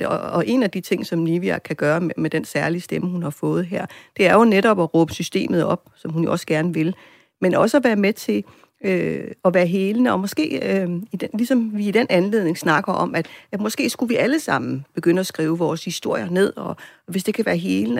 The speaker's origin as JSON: {"language": "Danish", "country": "Greenland", "said": "som grønlændere"}